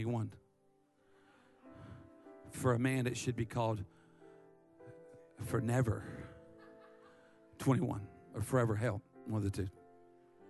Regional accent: Myrtle Beach, South Carolina, United States; I'm from Dirty Myrtle.

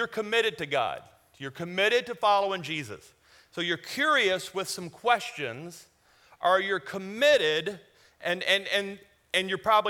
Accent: Louisiana, United States; now in Colorado, United States; I'm from Louisiana.

